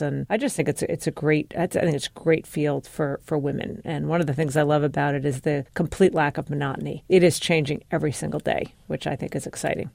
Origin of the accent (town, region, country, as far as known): New York City, New York, United States; born or raised there